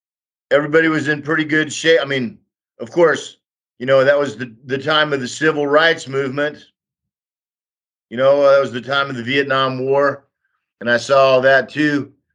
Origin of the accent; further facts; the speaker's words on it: Austin, Texas, United States; moved away as an adult; also born or lived in Germany; now in Donbas, Ukraine; I was born in Austin, Texas in 1960.